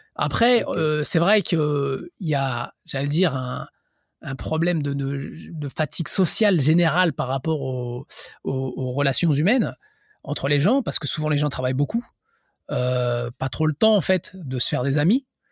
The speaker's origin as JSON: {"language": "French", "country": "France", "moved": "as an adult", "lives_now": "Japan", "said": "je suis français"}